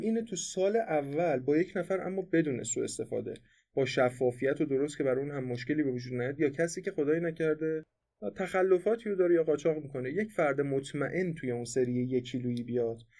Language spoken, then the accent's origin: Persian; Iran; به عنوان یه ایرانی